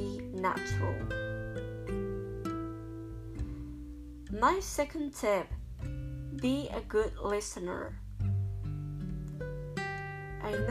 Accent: Spain; English is a second language; I'm from Spain

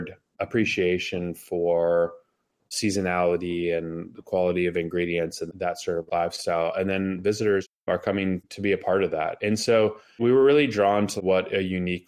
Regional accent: Los Angeles, California, United States; moved away as an adult; also born or lived in Japan; now in Healdsburg, United States; we grew up in Southern California, Los Angeles area together

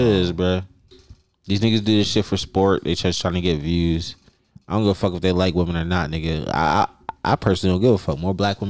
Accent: New Jersey, United States; I'm from New Jersey

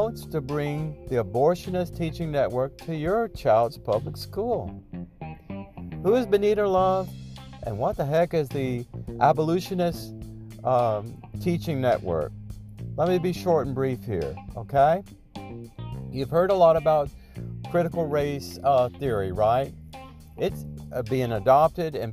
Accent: North Central Louisiana, United States; I grew up in the Deep South in rural America

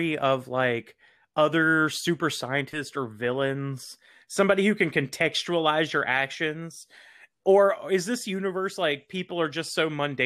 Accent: the South, Southern United States, United States; being a Southerner

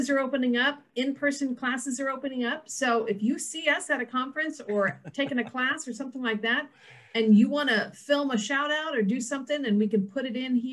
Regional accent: Texas, United States; I am from Texas, where it's not really cold at all right now.

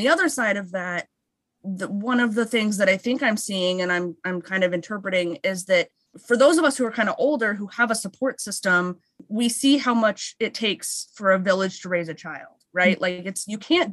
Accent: West Coast, United States; moved away as an adult; also born or lived in Philadelphia; now in New York, United States; we're both from the West Coast, my husband

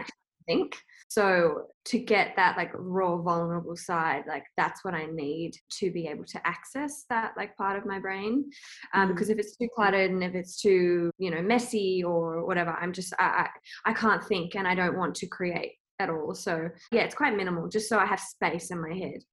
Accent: Sydney, New South Wales, Australia; moved away as an adult; also born or lived in Los Angeles; I'm from Northern Beaches

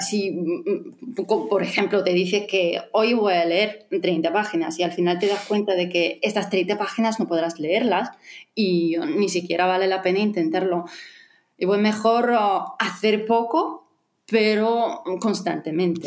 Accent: Latvia; first language Russian; Spanish is a second language; soy de Letonia, y, pero mi ah, lengua materna es el ruso

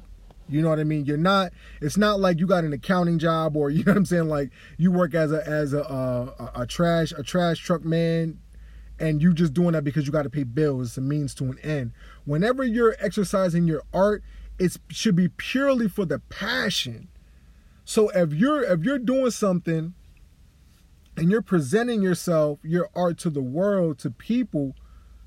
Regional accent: Delaware, United States; also born or lived in New York / Long Island; I was really born and raised in Delaware, spent a lot of my lifetime in New York.

